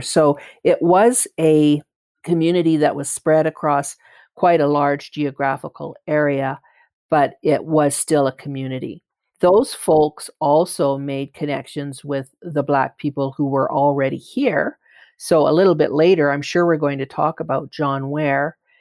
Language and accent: English; Calgary, Alberta, Canada; I identify as a Calgarian strongly. I identify as a Canadian strongly because I have never lived anywhere else. I was born here